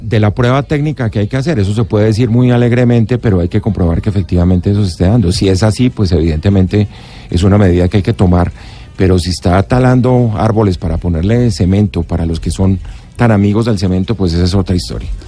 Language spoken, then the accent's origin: Spanish; Bogotá, Colombia; Yo soy bogotano